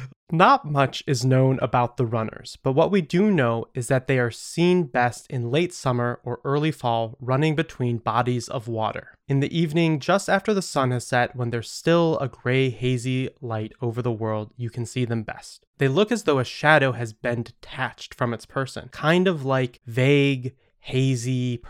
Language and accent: English; Michigan, United States; I'm from Michigan, a place that has more shoreline by volume than anywhere else in the world. So it's not frequent that in my home state you can see a lake and a pond sitting close by each other